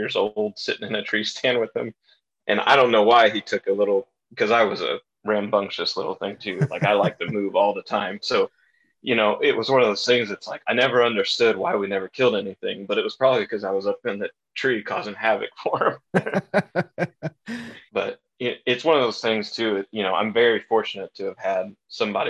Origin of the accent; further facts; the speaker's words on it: Indiana, United States; I grew up in Indiana